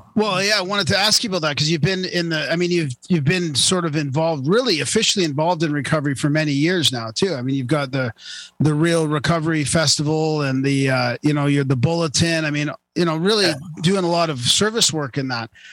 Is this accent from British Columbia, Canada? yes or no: yes; Vancouver, British Columbia, Canada; I grew up in Vancouver